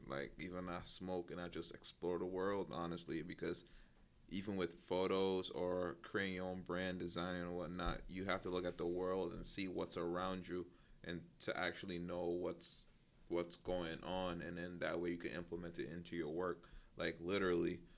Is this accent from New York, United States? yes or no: yes; New York, United States; we're from New York.